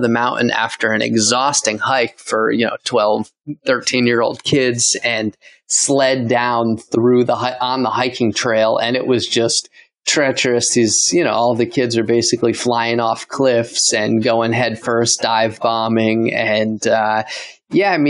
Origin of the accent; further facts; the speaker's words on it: Poughkeepsie, New York, United States; moved away as an adult; now in Costa Rica; upstate near Poughkeepsie